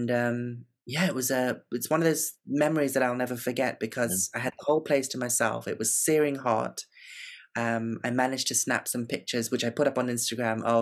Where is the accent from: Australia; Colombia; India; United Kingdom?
India; South India; I'm I'm visiting from the south of India. I'm an Indian woman